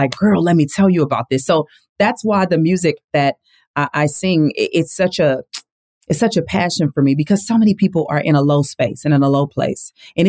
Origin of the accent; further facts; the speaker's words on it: Lynwood, California, United States; born there; I grew up in a big family. I was born in Linwood, California, two parents who loved God and loved each other and loved us